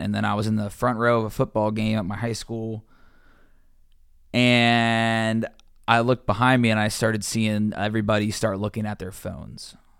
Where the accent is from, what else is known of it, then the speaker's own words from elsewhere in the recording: Cincinnati, Ohio, United States; moved away as an adult; also born or lived in Georgia / Louisiana; being a sports reporter in my hometown, covering my favorite teams, the Bengals, the Reds, University of Cincinnati, my high school